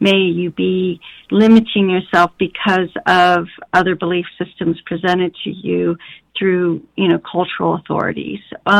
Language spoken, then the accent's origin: English; Colorado, United States; I grew up in Colorado